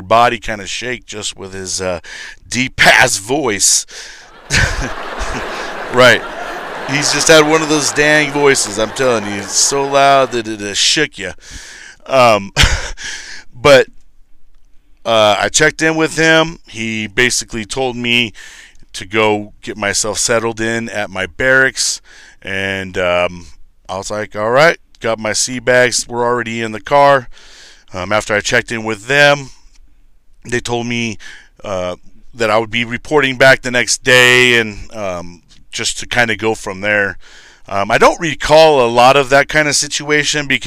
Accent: Lancaster, California, United States; moved away as an adult; Lancaster, California

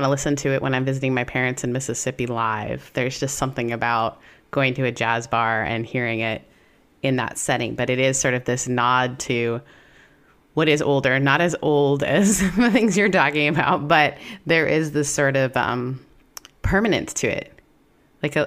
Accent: Canada; As a Canadian, I'm also Canadian

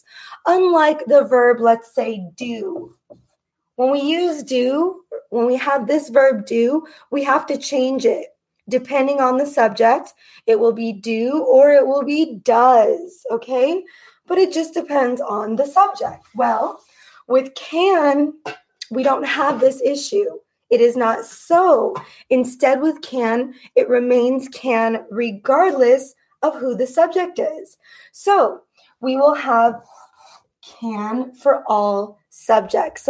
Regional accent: United States; I am an American English teacher

